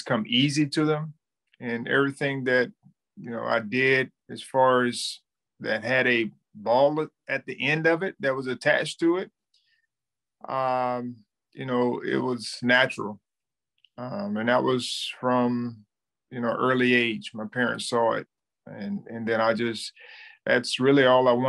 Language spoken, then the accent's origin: English; Thomasville, Georgia, United States; I was born and raised in Thomasville, Georgia, which is a small town, you know, about 45 minutes outside of north of Tallahassee